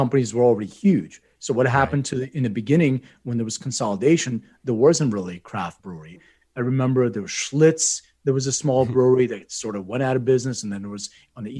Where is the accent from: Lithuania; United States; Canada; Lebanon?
Lithuania; moved away; I was born in Lithuania